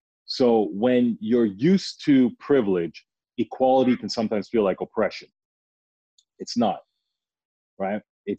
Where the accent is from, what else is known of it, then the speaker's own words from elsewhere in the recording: Toronto, Ontario, Canada; I'm talking about, I was born at Mount Sinai Hospital, University Avenue. What are you talking about?